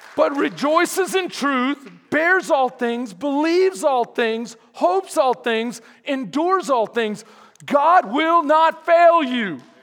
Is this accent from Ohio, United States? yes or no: no; Houston, Texas, United States; now in Bastrop, United States; I'm from Houston, second ward, third ward.